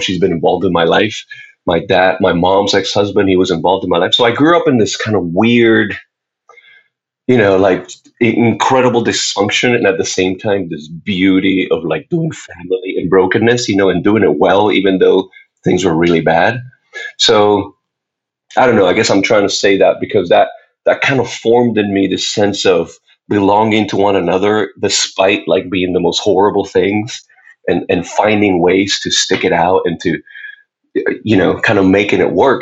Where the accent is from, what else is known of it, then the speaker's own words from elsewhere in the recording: Puerto Rico; I was born and raised in Puerto Rico